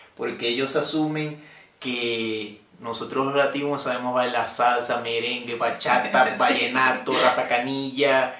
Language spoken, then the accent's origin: Spanish; Venezuela; moved away; yo soy de Venezuela